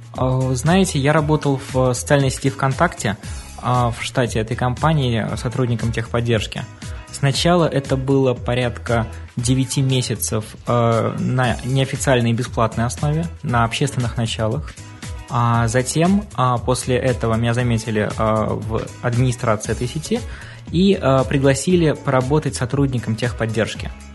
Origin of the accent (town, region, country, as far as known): Arkhangelsk Oblast, Russia; moved away as an adult; now in Saint Petersburg, Russia